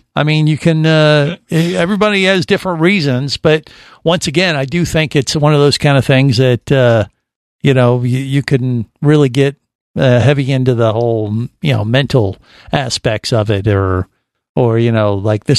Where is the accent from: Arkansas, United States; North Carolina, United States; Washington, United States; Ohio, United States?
Ohio, United States; Cincinnati; moved away as an adult; now in Florida, United States; I grew up in Cincinnati, Ohio, as far away from the ocean as you can pretty much get.